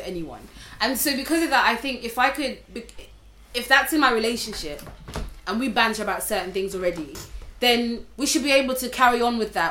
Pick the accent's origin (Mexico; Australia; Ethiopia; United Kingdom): United Kingdom; England; accent: English; also born or lived in Zimbabwe; me with my English accent